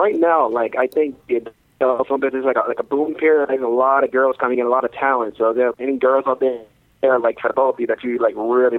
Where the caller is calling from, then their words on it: Osaka, Japan; I'm calling from Osaka, Japan.